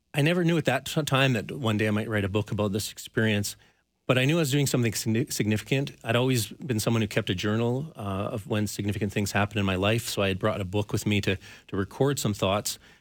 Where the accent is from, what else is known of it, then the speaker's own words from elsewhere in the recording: Canmore, Alberta, Canada; now in Calgary, Canada; where I grew up in Canmore